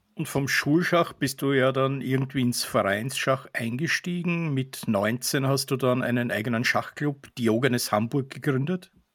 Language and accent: German; Austria; Für mich als Österreicher